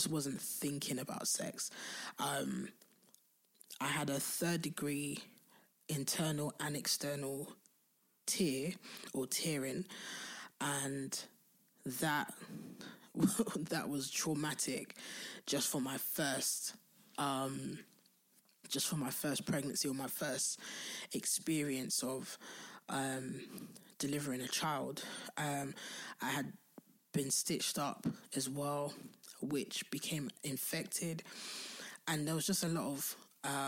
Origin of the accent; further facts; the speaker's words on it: London, United Kingdom; I'm from Southeast London